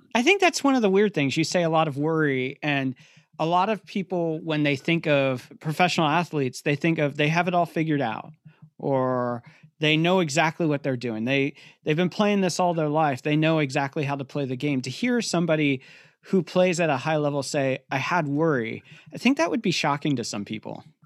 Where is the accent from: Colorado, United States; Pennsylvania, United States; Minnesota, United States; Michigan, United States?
Pennsylvania, United States; I grew up in Pennsylvania